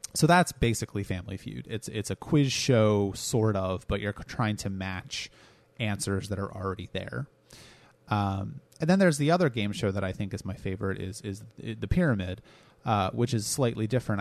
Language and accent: English; United States; I am an American